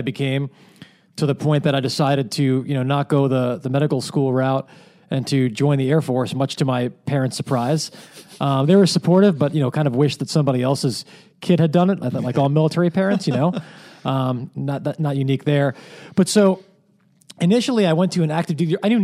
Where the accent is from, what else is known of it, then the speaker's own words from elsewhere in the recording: Manhasset, New York, United States; I grew up on Long Island